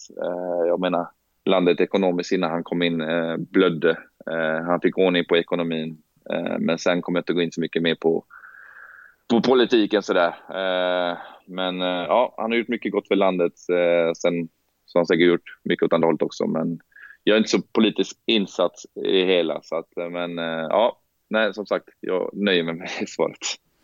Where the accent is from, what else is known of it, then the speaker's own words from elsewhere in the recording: Gothenburg, Västra Götaland, Sweden; moved away as an adult; jag är från Hammarkullen och jag har sett en del saker i mina tider och jag har varit upp, typ uppväxt